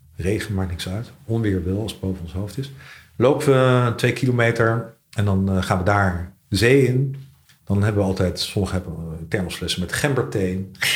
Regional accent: The Hague, South Holland, Netherlands; moved away; also born or lived in Scheveningen; als kind heb ik in Den Haag gewoond

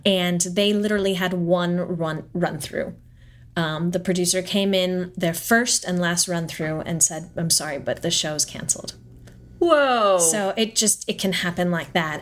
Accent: Southern California, United States; moved away; also born or lived in Stuttgart, Germany / New York; I grew up in Southern California

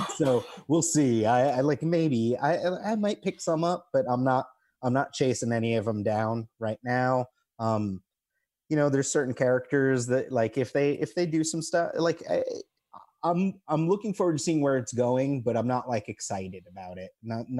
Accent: New York, United States; I'm from New York originally. And like my mom, I dragged her into New York City.

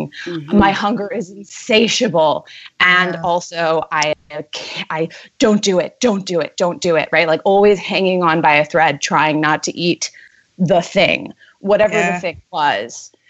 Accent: New York City, New York, United States; moved away as an adult; now in San Francisco, United States; Born and raised Manhattan. Ah. I grew up on Union Square.

